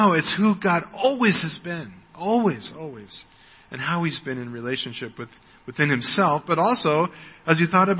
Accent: United States; moved away; I am an American. That's my ethnic background. It's where I was born

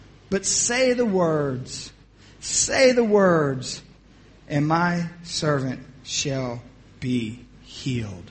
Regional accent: Atlantic City, New Jersey, United States; moved away; also born or lived in Philadelphia, Pennsylvania / North Carolina; I was born in South Philly. And at the age of 2, my mother and my aunt started opening up restaurants in Atlantic City, New Jersey. We went there. That's where I grew up

